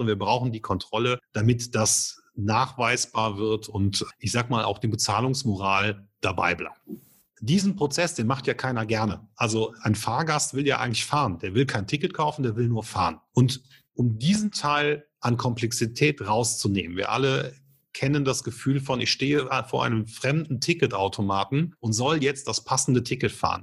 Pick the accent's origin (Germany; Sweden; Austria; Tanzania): Germany; bei uns in Deutschland